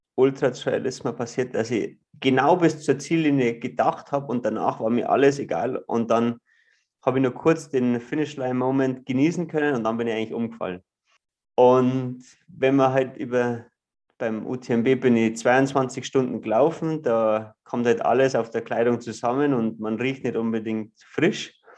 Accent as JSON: {"language": "German", "town": "Ruhpolding", "region": "Bavaria", "country": "Germany", "tie": "born or raised there", "said": "ich bin äh, aus Ruppolding im Süden von Bayern groß geworden, an einem Skilift aufgewachsen"}